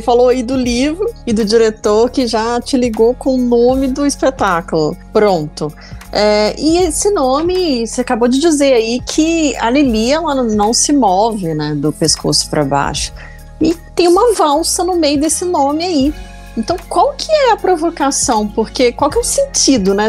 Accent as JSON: {"language": "Portuguese", "region": "Minas Gerais", "country": "Brazil", "also_born_or_lived": "Greater Belo Horizonte", "said": "eu que sou mineira"}